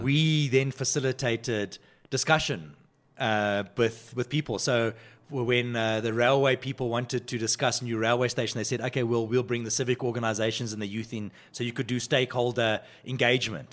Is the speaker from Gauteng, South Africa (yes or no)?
yes; Johannesburg, Gauteng, South Africa; I grew up on the West Rand of Johannesburg